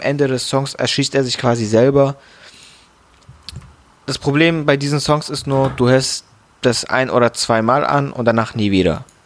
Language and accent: German; Frankfurt, Hesse, Germany; Als Frankfurter musste man sich den natürlich anhören.